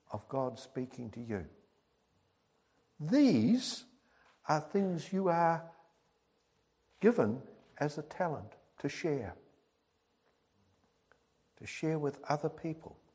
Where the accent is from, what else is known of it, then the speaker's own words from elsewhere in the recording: Birmingham, West Midlands, United Kingdom; born there; I was born in Birmingham, in England, way back in 1947